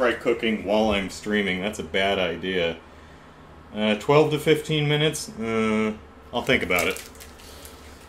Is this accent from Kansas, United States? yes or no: no; Phoenix, Arizona, United States; also born or lived in Los Angeles, California; now in San Diego, United States; Parents got divorced, and mom took the kids to where her family lived, which was Phoenix, Arizona. So that's where I grew up. So we moved out there when I was about six